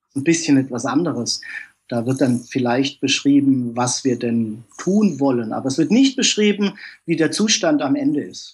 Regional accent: Germany; also born or lived in Karlsruhe; ich bin aus Deutschland

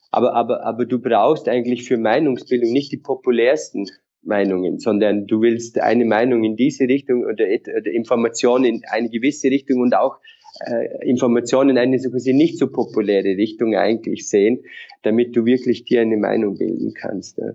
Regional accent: Vorarlberg mountains, Austria; moved away; also born or lived in Innsbruck / Vienna / London; ich komme aus den Vorarlberger Bergen, aus einem äh, sehr kleinen Dorf

